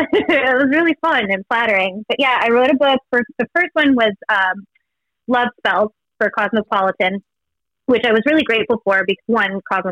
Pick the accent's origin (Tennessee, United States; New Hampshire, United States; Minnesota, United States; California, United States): California, United States; Los Angeles; moved away as an adult; now in New York, United States; LA, I'm from Venice Beach.